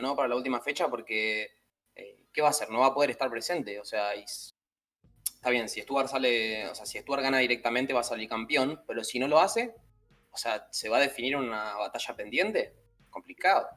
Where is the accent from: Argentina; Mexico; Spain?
Argentina; somos definitivamente muy argentinos